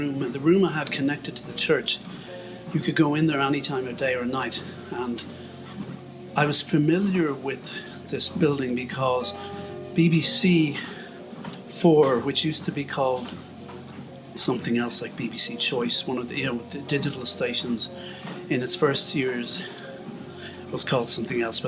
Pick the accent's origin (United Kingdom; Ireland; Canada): Ireland; as an Irish Catholic